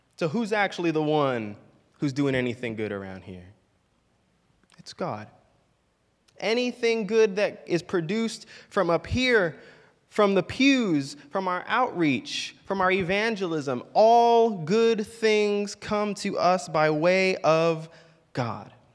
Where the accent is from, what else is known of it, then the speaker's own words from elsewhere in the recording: Orlando, Florida, United States; growing up in Orlando